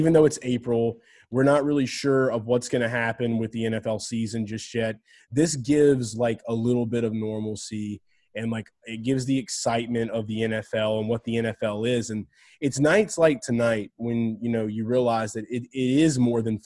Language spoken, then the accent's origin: English; New Orleans area, Louisiana, United States; They were my hometown team